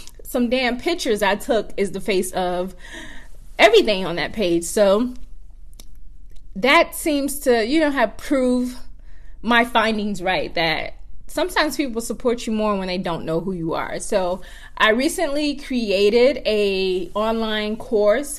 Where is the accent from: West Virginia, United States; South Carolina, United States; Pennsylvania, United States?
South Carolina, United States; Georgetown; moved away; I'm from Georgetown, South Carolina